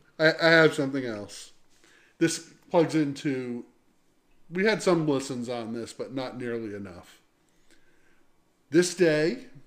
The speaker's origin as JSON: {"language": "English", "region": "New Jersey", "country": "United States", "tie": "born or raised there", "moved": "as an adult", "said": "I grew up in New Jersey, so I am familiar with both types"}